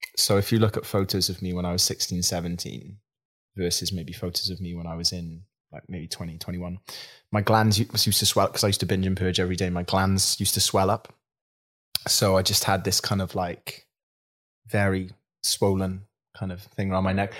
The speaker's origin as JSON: {"language": "English", "town": "Swansea", "region": "Wales", "country": "United Kingdom", "tie": "born or raised there", "said": "I grew up in Swansea, in a small town as well"}